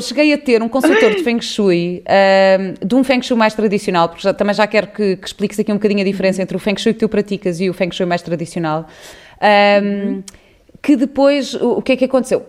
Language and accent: Portuguese; Cascais, Lisbon, Portugal; eu cresci em Cascais, mas numa casa onde chovia